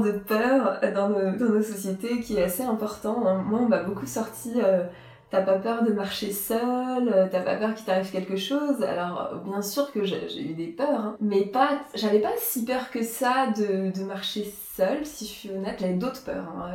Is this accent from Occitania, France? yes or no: no; Strasbourg, Grand Est, France; partir de Strasbourg, c'était partir un peu de mes racines, de là où j'avais grandi.